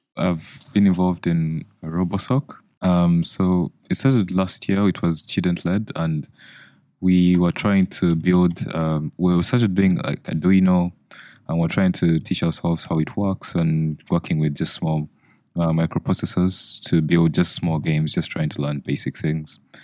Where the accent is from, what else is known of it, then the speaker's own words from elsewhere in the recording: Uganda; now in United Kingdom; I'm from Uganda